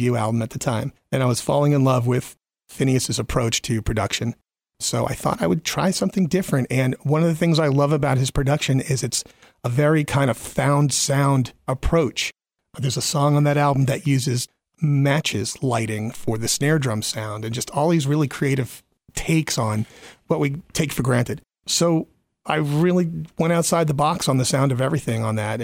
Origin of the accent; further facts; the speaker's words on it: New York, United States; moved away as an adult; also born or lived in Boston area; I'm originally from New York. I grew up in New York, but I've now lived here far longer than I lived there